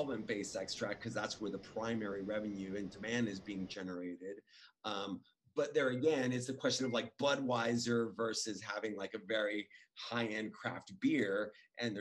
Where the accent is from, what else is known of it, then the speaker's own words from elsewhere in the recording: Los Angeles, California, United States; also born or lived in Orange County, California / Oakland, California; I was born in Hollywood, raised